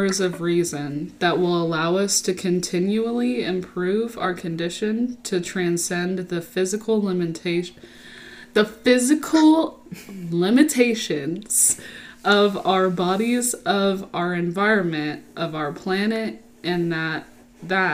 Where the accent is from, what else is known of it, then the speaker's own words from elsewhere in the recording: Texas, United States; I was raised in Texas